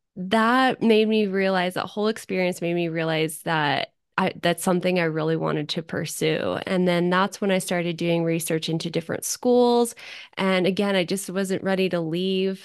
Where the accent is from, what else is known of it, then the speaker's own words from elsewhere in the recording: Zephyr Cove, Nevada, United States; now in Reno, United States; right now, I live in Reno, but I was born and raised in Tahoe in Zephyr Cove